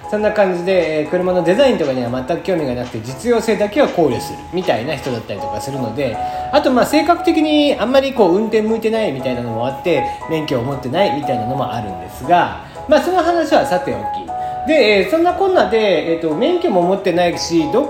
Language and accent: Japanese; Kagoshima, Japan; 僕の生まれ育った鹿児島県